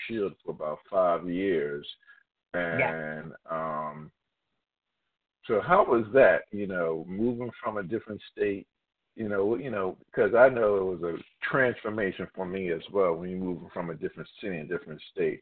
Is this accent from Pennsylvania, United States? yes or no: yes; Philadelphia, Pennsylvania, United States; I'm from Philadelphia, PA, and I'm a class of 81